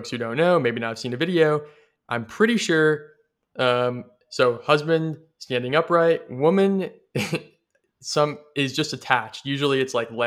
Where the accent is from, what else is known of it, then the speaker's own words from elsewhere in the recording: Midwest, United States; as a Midwesterner